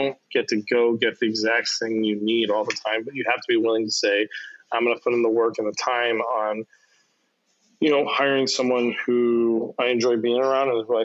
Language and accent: English; Chicago, Illinois, United States; one of my buddies who I grew up with on the South Side